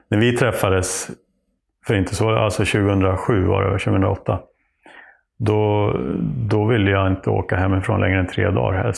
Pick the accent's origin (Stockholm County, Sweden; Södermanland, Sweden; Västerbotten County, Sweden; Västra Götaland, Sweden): Södermanland, Sweden; Nyköping; Jo, och sen vi är från Nyköping med familj, eh, både på mammas och pappas sida. Och har eh, ju anfäder från århundraden tillbaka här runt Lästringe. Lästringe, även Trosa och ja, Nyköping runt i trakterna.